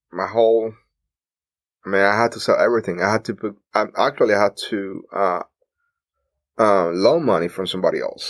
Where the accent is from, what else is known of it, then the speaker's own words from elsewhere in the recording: Cuba; moved away as an adult; now in United States; we are Cuban